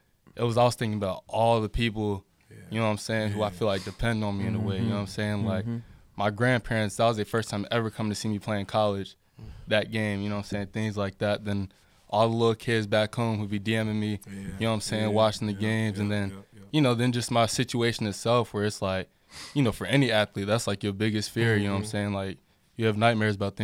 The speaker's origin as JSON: {"language": "English", "town": "Harrisburg", "region": "North Carolina", "country": "United States", "tie": "born or raised there", "said": "Grew up in a small town called Harrisburg"}